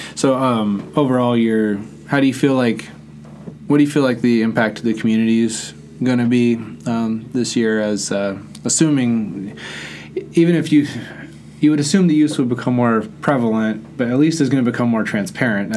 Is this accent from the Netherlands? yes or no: yes; Netherlands; moved away; I grew up in the Netherlands